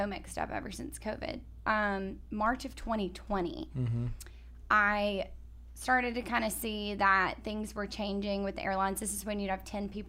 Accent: Tuscaloosa, Alabama, United States; now in Austin, United States; I am originally from Tuscaloosa, Alabama

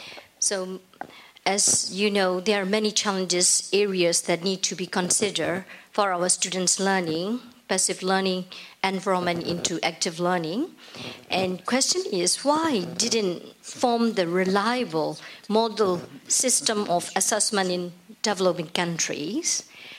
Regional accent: Myanmar; from Myanmar.

